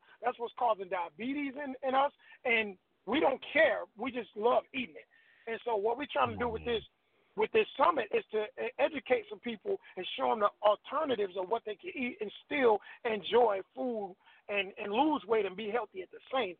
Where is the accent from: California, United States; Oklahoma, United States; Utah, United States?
Oklahoma, United States; Tulsa; moved away as an adult; also born or lived in Little Rock, Arkansas / Racine, Wisconsin; now in Atlanta, United States; When I left Racine, Wisconsin, I was born in Little Rock, Arkansas, raised up partially in Tulsa, Oklahoma, moved to Wisconsin with moms. And when I left there in 95, my friends told me, you don't know nobody in Atlanta.